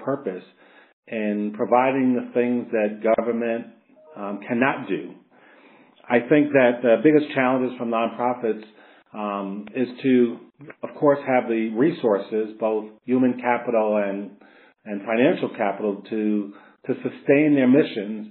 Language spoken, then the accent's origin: English; New York City, New York, United States; born or raised there